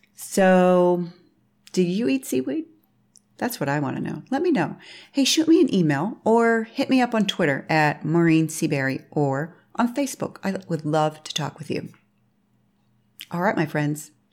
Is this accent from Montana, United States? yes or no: no; Pittsburgh, Pennsylvania, United States; I was raised in Pittsburgh, Pennsylvania during the sixties and seventies